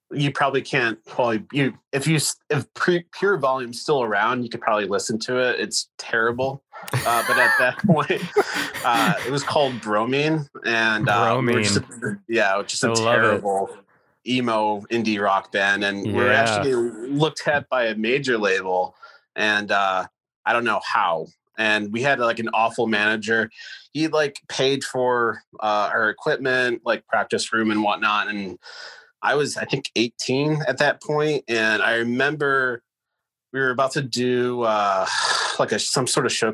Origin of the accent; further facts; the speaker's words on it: Rochester, New York, United States; came back home to my hometown, Rochester, New York